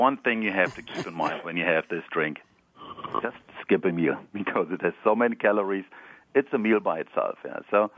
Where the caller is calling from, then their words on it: Palo Alto, California, United States; So I'm calling from Palo Alto, California